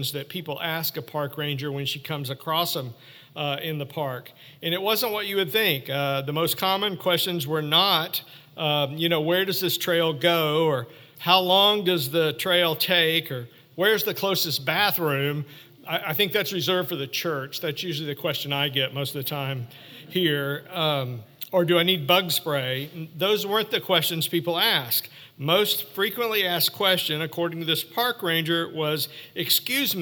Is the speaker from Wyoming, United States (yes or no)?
no; Ozark Mountains, Arkansas, United States; I grew up in the Ozark Mountains, camping and fishing and hiking a lot in my youth, mostly along the Buffalo River and the White River